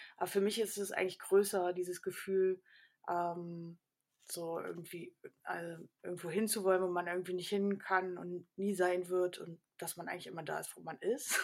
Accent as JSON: {"language": "German", "town": "Karlsruhe", "region": "Baden-Württemberg", "country": "Germany", "tie": "born or raised there", "moved": "yes", "lives_now": "Berlin, Germany", "said": "ich bin äh, äh in Karlsruhe groß geworden"}